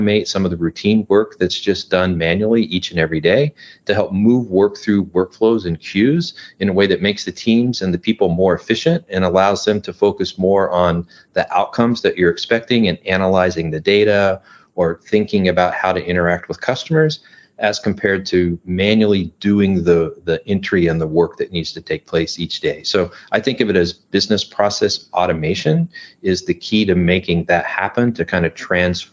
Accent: Midwest, United States; now in Southern California, United States; I'm originally from the Midwest. I now live in Southern California.

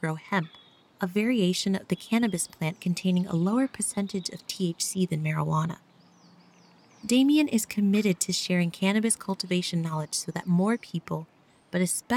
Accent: New York, United States; my home state of New York.

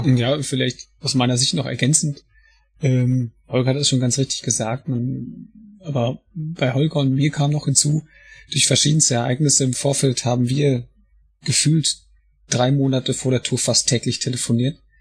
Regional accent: Paderborn, North Rhine-Westphalia, Germany; ich bin auch beruflich Feuerwehrmann und komme aus Paderborn

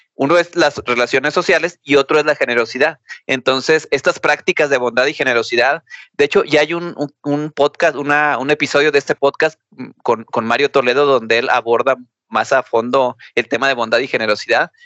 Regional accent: Mexico; nosotros como mexicanos

